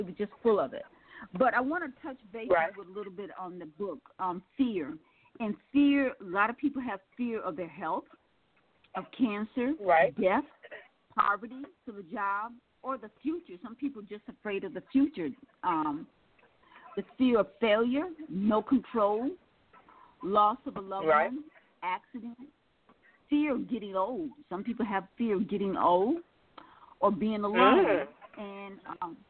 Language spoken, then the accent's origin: English; Milwaukee, Wisconsin, United States; now in Atlanta, United States; I now live in Atlanta, Georgia, and I'm from Milwaukee, Wisconsin.